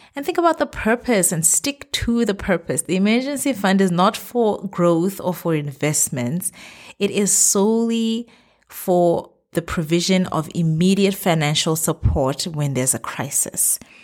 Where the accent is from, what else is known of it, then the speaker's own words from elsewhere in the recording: Botswana; moved away as an adult; now in Middle East; my home country, Botswana.